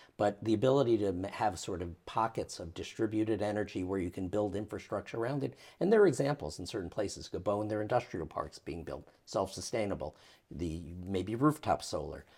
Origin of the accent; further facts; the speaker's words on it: United States; as an American